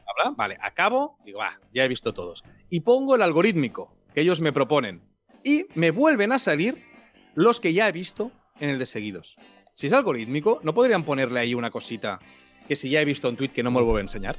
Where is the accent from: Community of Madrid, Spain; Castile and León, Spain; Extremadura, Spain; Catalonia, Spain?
Catalonia, Spain; Tiana; mi pueblo, Tiana